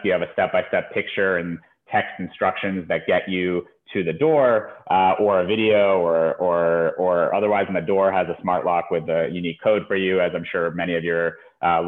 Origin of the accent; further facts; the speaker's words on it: United States; also born or lived in Ukraine; we moved to the U.S. when I was a little under two years old